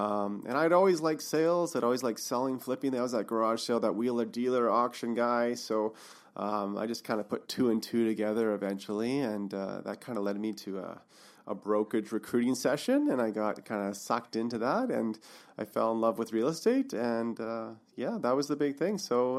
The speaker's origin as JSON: {"language": "English", "town": "Revelstoke", "region": "British Columbia", "country": "Canada", "tie": "born or raised there", "lives_now": "Kelowna, Canada", "said": "I grew up in Revelstoke. That's my hometown."}